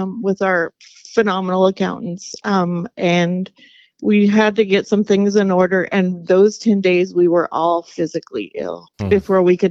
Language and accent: English; Lynden, Washington, United States; We were both raised in Lynden